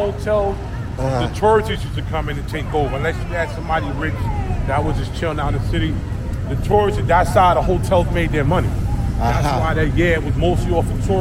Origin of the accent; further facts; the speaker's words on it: New York City, New York, United States; also born or lived in Yonkers, New York; And I'm from here. I was born and raised here. I was born 181st Street in the South Bronx. 7 years old, I moved to Yonkers, man. I made that my home.